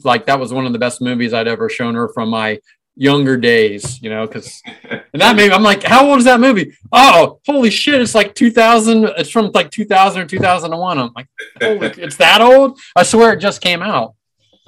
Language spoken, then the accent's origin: English; Cincinnati, Ohio, United States; I'm from Cincinnati